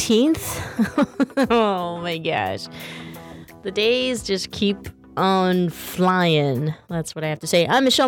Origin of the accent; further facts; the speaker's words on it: Central Valley, California, United States; I grew up in the Central Valley